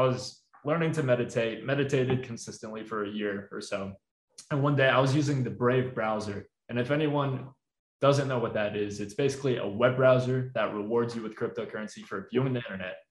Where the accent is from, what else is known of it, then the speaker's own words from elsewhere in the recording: Orlando, Florida, United States; I grew up in Orlando, Florida. I uh, lived there for like 20 plus years.